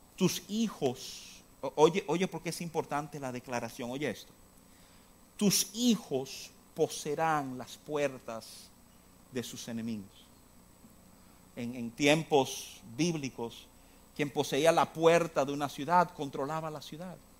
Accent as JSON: {"language": "Spanish", "region": "New York", "country": "United States", "tie": "born or raised there", "said": "Yo me crié en Nueva York"}